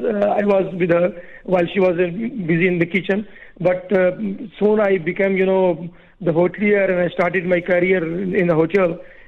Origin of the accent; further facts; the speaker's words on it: Murree, Punjab, Pakistan; now in United Arab Emirates; I was born and raised in Pakistan